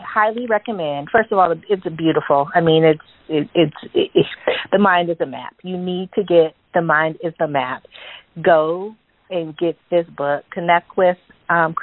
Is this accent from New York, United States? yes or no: no; California, United States; I'm from California